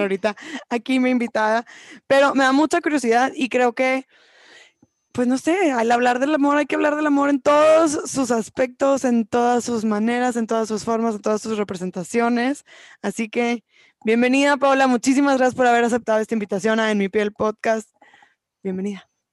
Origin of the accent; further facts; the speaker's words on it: Mexico; como mujeres mexicanas, eh, y como personas mexicanas en esta cultura latina, machista, que cada vez nos abrimos más, de cierta forma crecimos con esta idea